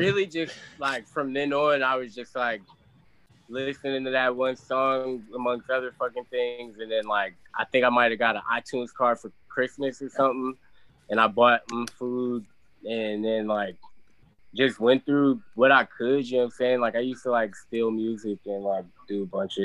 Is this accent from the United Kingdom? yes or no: no; Virginia, United States; I'm from the South